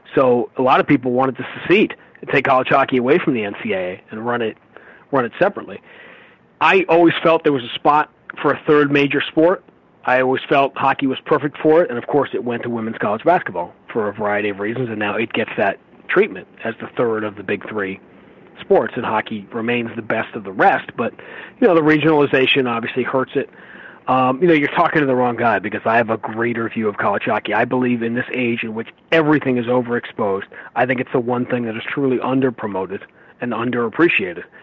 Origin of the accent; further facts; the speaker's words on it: New York, United States; I grew up in New York.